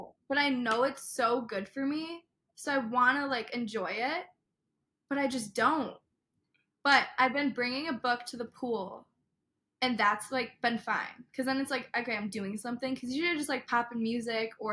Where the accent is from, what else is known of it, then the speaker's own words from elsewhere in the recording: Illinois, United States; We're both from Illinois